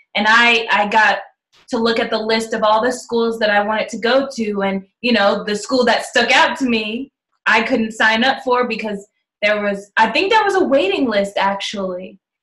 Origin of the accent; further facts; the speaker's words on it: New York, United States; we're from New York